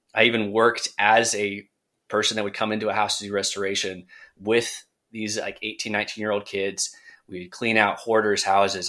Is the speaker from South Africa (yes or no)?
no; Central Coast, California, United States; moved away as an adult; now in Charlotte, United States; back in my hometown in Central Coast, California